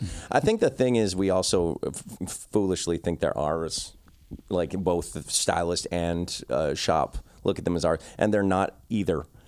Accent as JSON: {"language": "English", "town": "Victoria", "region": "British Columbia", "country": "Canada", "said": "I'm from a small town called Victoria"}